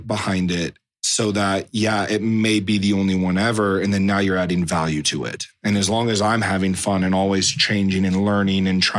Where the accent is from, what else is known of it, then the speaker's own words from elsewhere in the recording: Atlanta, Georgia, United States; moved away; also born or lived in Waynesville, North Carolina; I grew up in Atlanta